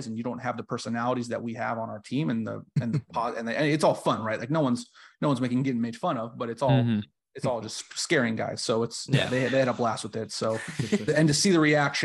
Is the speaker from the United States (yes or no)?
yes; Southern California, United States; moved away as an adult; I came back home to Southern California and I joined my hometown and my favorite team as the social media manager